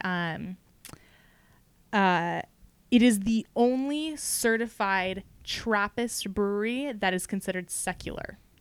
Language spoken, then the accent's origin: English; California, United States; as a Californian